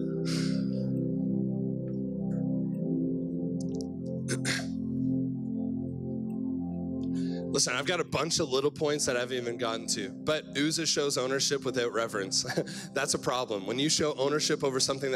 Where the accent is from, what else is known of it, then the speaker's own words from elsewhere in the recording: Cobourg, Ontario, Canada; I'm from Cobourg, Ontario, so east side of Toronto is the best side of Toronto